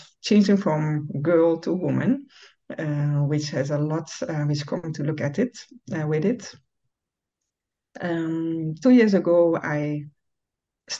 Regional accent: Netherlands; moved away as an adult; now in Ghana; I'm from the Netherlands. I've lived there almost all my life, but since, let's say, 7 years, I live in Ghana, West Africa.

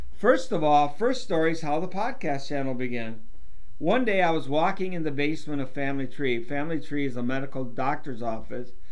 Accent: Diamond Springs, Michigan, United States; I grew up in Diamond Springs, Michigan, in the middle of the corn

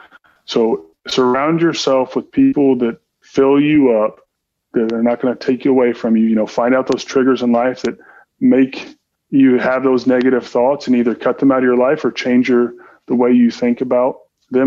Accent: Southern Indiana, United States; moved away; I was born and raised in Southern Indiana

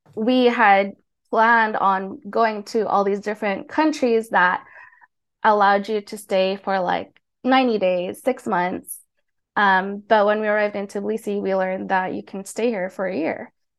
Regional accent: Hawaii, United States; moved away as an adult; also born or lived in Philippines / South Korea; now in Tbilisi, Georgia; I grew up in Hawaii

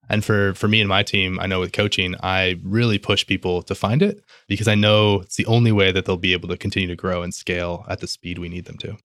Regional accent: Midwest, United States; I'm Midwestern

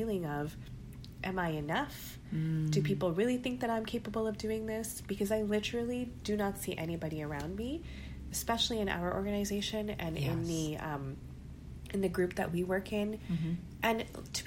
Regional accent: Canada; being Pakistani, being Muslim, being first generation Canadian.

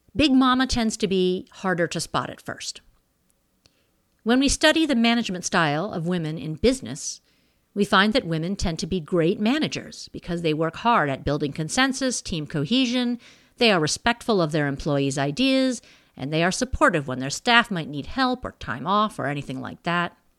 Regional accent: Missouri, United States; I was born in Missouri

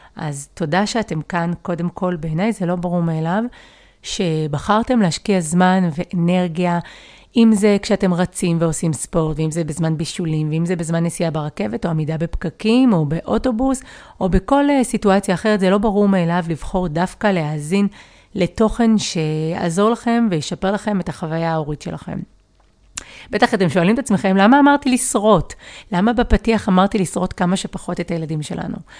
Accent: Givatayim, Tel Aviv District, Israel; אני גדלתי בגבעתיים

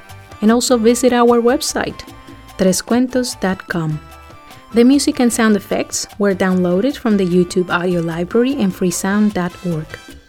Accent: Colombia; my home country, Colombia

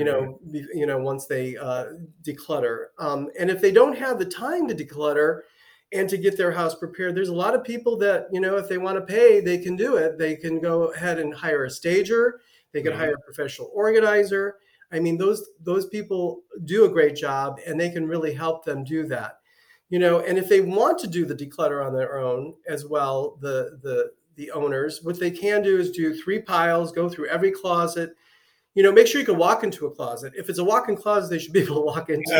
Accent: Cleveland, Ohio, United States; now in Southwest Florida, United States; I'm from Cleveland

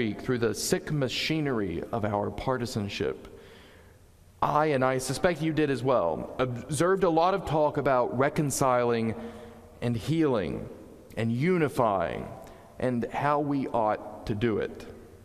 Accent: Southeast, United States; also born or lived in Connecticut; now in New Canaan, United States; Growing up in the Southeast, I was taught a slightly different way to approach disagreements and conflict

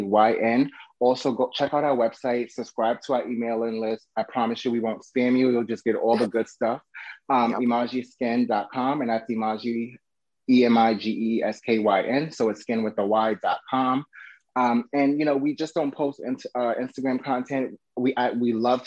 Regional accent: New York, United States; now in Florida, United States; I'm originally from New York, so I know at that time living in New York

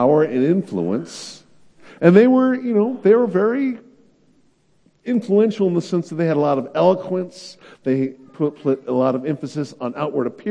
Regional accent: the Bay Area, California, United States; moved away; also born or lived in Illinois; I'm from California, from the Bay Area

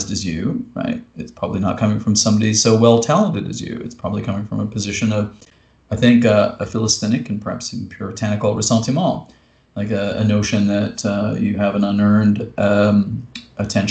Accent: Canada; me as a Canadian poet

